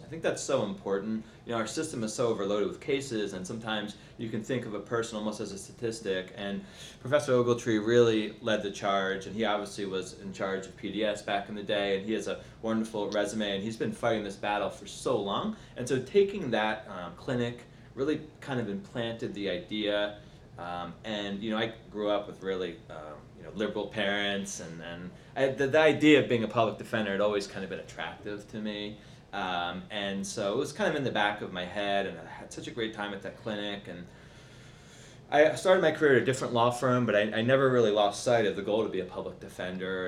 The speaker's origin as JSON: {"language": "English", "town": "Baltimore", "region": "Maryland", "country": "United States", "tie": "born or raised there", "moved": "yes", "lives_now": "Washington, DC, United States", "said": "I'm a proud native of Baltimore, Maryland"}